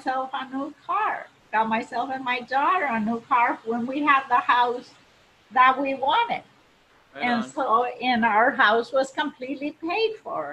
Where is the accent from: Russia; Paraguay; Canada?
Paraguay; now in United States; I grew up in Paraguay, South